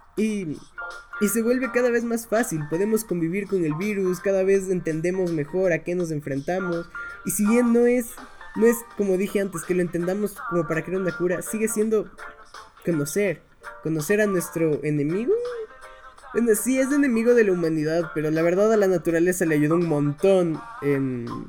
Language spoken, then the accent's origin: Spanish; Ecuador; en mi país, en Ecuador